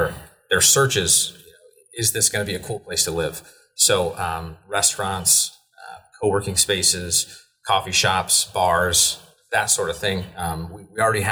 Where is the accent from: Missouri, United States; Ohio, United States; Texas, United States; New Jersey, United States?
Ohio, United States; Hicksville; moved away as an adult; also born or lived in Cincinnati, Ohio; I grew up in Hicksville